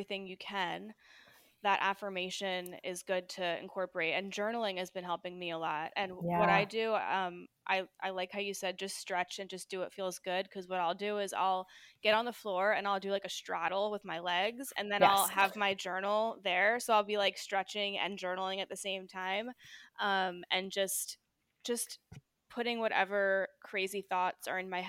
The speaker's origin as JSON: {"language": "English", "region": "New Jersey", "country": "United States", "moved": "yes", "said": "I'm from New Jersey originally"}